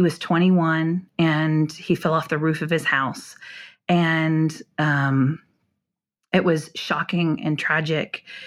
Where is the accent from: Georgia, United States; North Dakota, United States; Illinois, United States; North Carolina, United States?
North Dakota, United States; also born or lived in Minnesota; now in Houston, United States; moved to North Dakota to a small rural farming town in the seventies